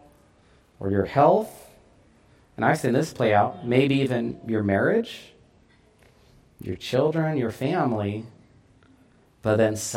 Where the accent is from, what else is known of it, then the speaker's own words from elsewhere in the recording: United States; as American Christians